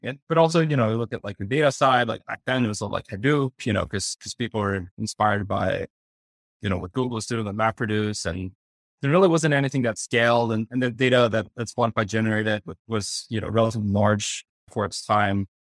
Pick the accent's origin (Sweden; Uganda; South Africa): Sweden; moved away as an adult; also born or lived in Stockholm / Berlin; now in New York, United States; I, I grew up in Sweden